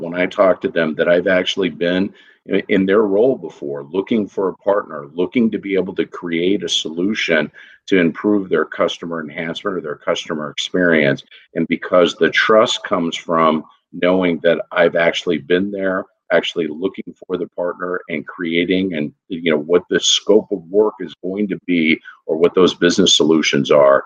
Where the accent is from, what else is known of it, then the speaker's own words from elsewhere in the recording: Texas, United States; I'm originally from Texas